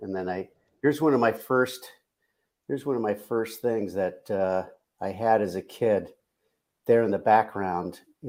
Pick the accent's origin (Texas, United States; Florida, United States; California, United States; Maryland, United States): Maryland, United States; Baltimore; moved away; I grew up in Baltimore